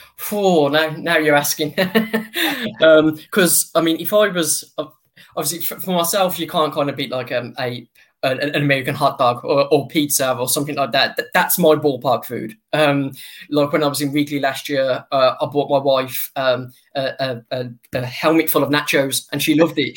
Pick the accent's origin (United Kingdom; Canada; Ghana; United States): United Kingdom; also born or lived in near Birmingham; my home country